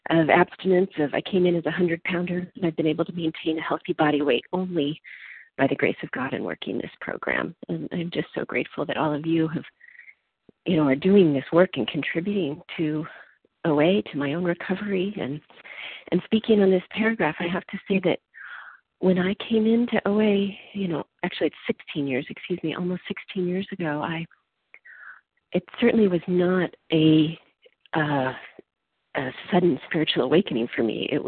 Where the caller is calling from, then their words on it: California, United States; I'm calling in from California.